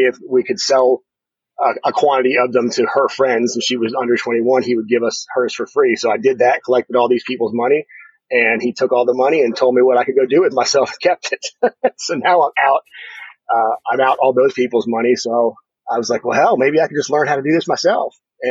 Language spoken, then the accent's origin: English; Harrisburg, Pennsylvania, United States; moved away as an adult; also born or lived in State College, Pennsylvania / Dallas, Texas; I grew up here in Pennsylvania. I finished high school here in State College, although most of my childhood was in Harrisburg